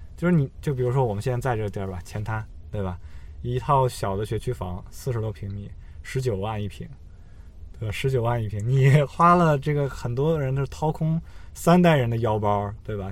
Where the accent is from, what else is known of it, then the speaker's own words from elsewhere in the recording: northern China, China; 当时我老家也是在北方，然后自己家有一个小的一个平屋，有一个小院儿，有个地下室